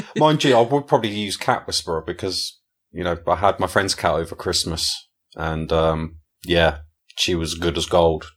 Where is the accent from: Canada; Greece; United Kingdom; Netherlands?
United Kingdom; England; I'm an Englishman